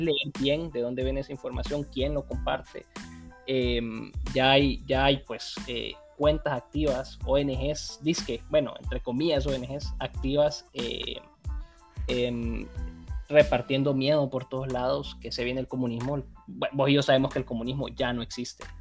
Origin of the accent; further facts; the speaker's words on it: Honduras; yo pues como hondureño